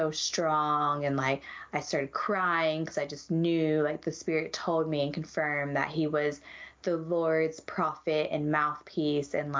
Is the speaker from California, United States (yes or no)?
no; Georgia, United States; moved away as an adult; also born or lived in Utah; growing up in Georgia